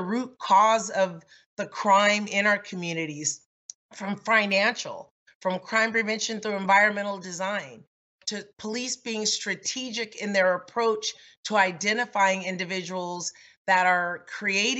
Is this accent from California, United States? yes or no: yes; Los Angeles, California, United States; Growing up in South Los Angeles